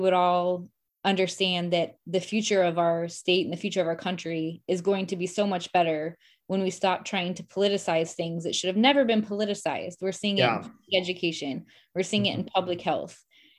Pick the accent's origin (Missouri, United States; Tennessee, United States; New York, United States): Missouri, United States; Springfield; I take pride in being from Springfield.